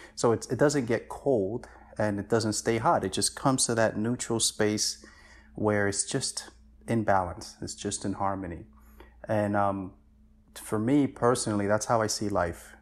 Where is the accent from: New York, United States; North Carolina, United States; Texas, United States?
New York, United States; New York City; also born or lived in Dominican Republic; I came to the States when I was, uh, almost seven years old, and I just been in New York my entire life since then